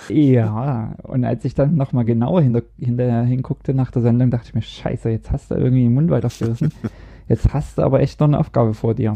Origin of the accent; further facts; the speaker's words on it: East Germany, Germany; moved away as an adult; now in Norway; Ich komme dann aus dem Osten